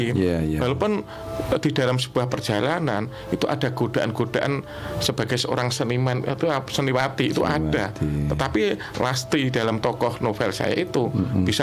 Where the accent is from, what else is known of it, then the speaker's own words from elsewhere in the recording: Madiun, East Java, Indonesia; mengungkapkan tentang tradisi-tradisi lokal mm-hmm. yang ada di masyarakat Madiun khususnya di sekitar daerah saya